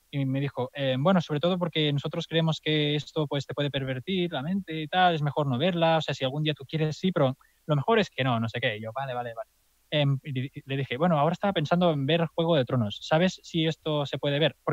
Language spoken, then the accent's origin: Spanish; Catalonia, Spain; accent: Catalan; soy de Andorra porque claro, porque mi acento catalán no se disimula fácil.